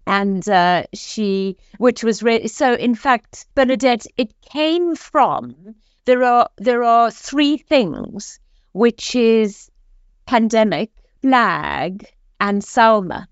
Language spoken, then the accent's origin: English; South Africa; moved away as an adult; now in Oxford, United Kingdom; as you can hear from my accent, I am originally South African, came to this country for one year, over thirty years ago, and this is now home.